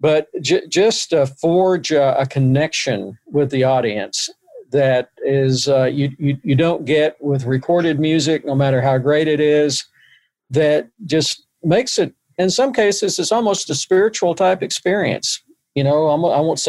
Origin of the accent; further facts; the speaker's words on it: Covington, Tennessee, United States; also born or lived in Chicago, Illinois / Arkansas; now in Memphis, United States; I grew up in Covington, Tennessee, a little bit north of here. And that's where I was born there and grew up there and went to high school there